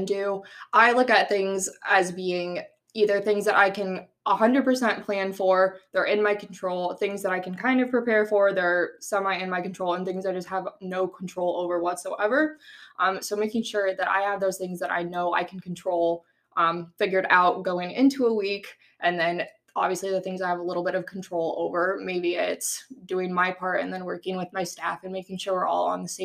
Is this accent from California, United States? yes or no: no; Grimes, Iowa, United States; also born or lived in Cedar Falls, Iowa; now in Indianola, United States; I grew up in Grimes, Iowa, so pretty close to Des Moines.